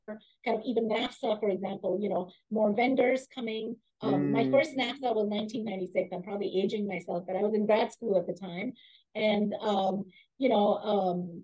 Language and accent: English; India; moved away as an adult; also born or lived in Germany / Austria / Providence, Rhode Island / Michigan; now in Seattle, United States; grew up in India and studied in Germany and Austria first, and then came to the U.S. as an international student